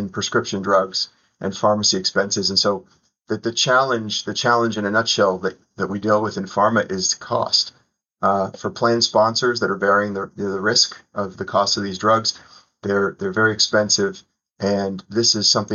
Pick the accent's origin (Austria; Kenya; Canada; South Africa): Canada; Toronto, Ontario; moved away as an adult; also born or lived in Southeastern United States; now in United States; Toronto where I grew up